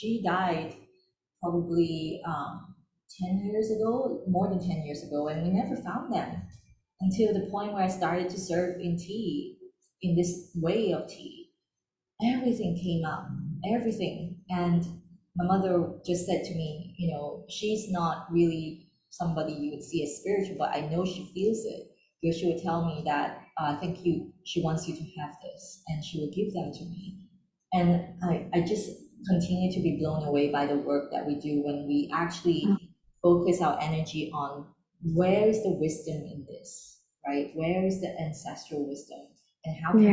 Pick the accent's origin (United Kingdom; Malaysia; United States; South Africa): Malaysia; I grew up in Malaysia, because we are seen as second class citizens